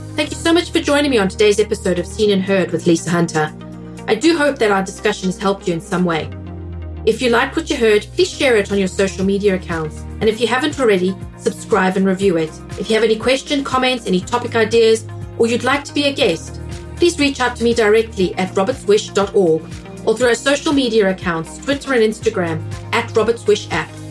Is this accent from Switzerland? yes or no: no; South Africa; now in United States; I'm in the US, I'm South African